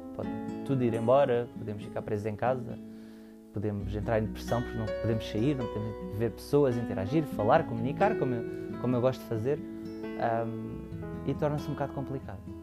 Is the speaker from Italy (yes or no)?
no; Almada, Setúbal, Portugal; sou natural de Almada, uh, Margem Sul